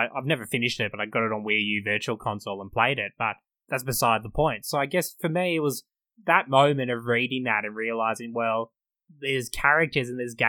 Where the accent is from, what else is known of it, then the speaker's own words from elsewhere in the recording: Australia; we're in Australia, we're in the Antipodes